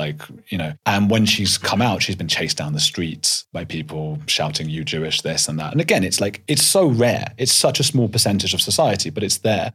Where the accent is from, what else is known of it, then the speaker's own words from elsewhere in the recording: London, United Kingdom; also born or lived in Leeds; I grew up in North London